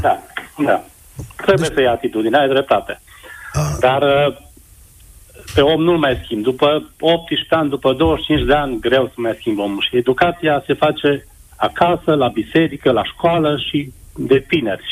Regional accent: Transylvania, Romania; eu sunt din Ardeal

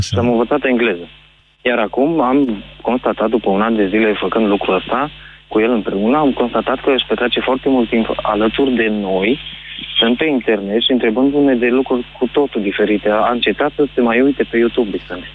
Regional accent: Bistrița, Bistrița-Năsăud, Romania; Eu sunt din Bistrița și am un băiețel de șase

